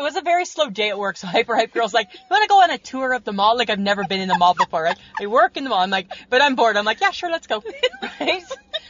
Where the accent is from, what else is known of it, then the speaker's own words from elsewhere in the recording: Georgia, United States; Yeah, because, you know, I'm from Georgia, so you know I just like me some floral.